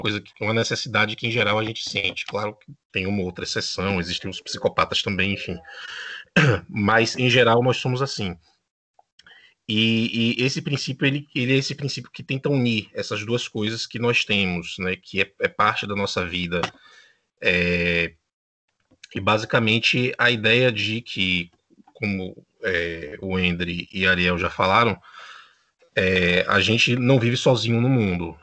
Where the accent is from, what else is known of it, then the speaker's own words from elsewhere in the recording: Bahia, Brazil; now in Uruguay; eu sou da Bahia, mas moro no Uruguai